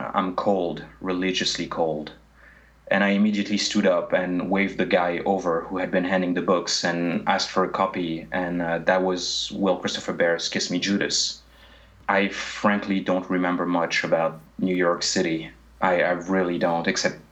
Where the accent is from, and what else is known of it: France; English is a second language